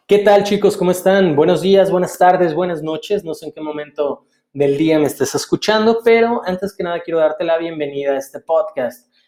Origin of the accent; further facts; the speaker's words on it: Mexico; soy mexicano